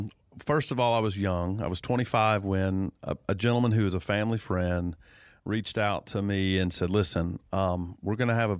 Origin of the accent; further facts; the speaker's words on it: Dawsonville, Georgia, United States; You know, I was blessed to be born and raised in Dawsonville, Georgia. I grew up on what I like to call the street of Dawsonville. You know, Dawsonville's a small town.